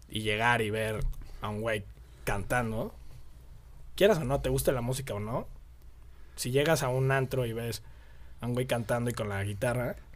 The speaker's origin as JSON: {"language": "Spanish", "region": "Mexico City", "country": "Mexico", "tie": "born or raised there", "moved": "yes", "lives_now": "Querétaro, Mexico", "said": "Del DF. Del DF. Nací en el DF, pero llevo aquí como, no sé."}